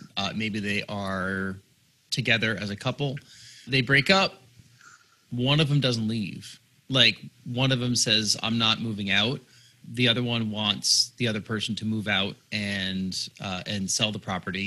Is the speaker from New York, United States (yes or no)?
yes; outside New York City, United States; I grew up outside New York City